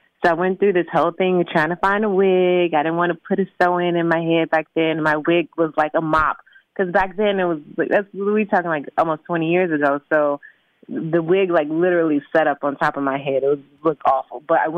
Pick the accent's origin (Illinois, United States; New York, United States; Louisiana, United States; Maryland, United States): Illinois, United States; Chicago; Well, I was born and raised in Chicago.